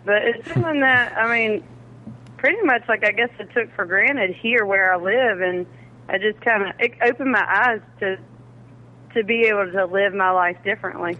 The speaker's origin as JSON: {"language": "English", "region": "South Carolina", "country": "United States", "said": "I'm from South Carolina, the home of the fighting Gamecocks"}